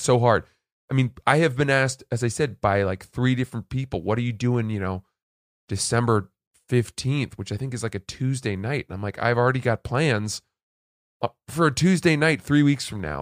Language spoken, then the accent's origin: English; Maine, United States; moved away; growing up in Maine, where the whole, wor-, the whole state smelled like